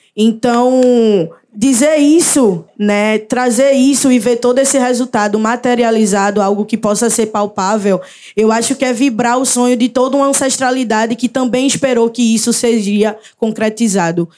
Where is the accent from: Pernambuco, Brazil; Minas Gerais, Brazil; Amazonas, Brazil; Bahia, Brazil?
Pernambuco, Brazil; Recife; sou de Recife, Pernambuco, mais especificamente da Zona Norte, do Arruda, comunidade do Arruda